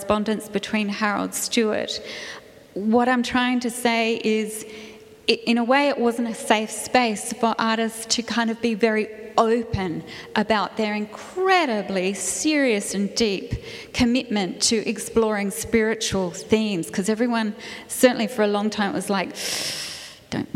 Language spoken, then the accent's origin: English; Adelaide, South Australia, Australia; I was Adelaide born, but I grew up in the Dunstan era, lucky me, and was very much brought up in an environment.